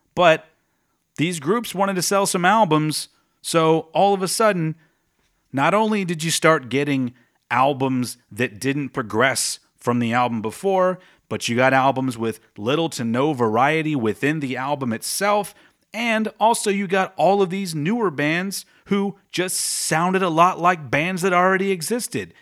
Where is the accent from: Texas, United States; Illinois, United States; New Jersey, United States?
Texas, United States; my home state of Texas